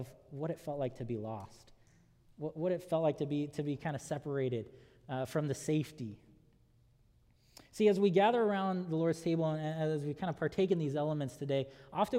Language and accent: English; Southern California, United States; growing up in Southern California